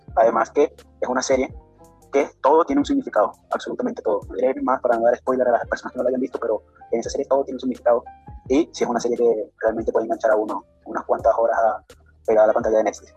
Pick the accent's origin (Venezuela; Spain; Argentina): Venezuela; soy de Venezuela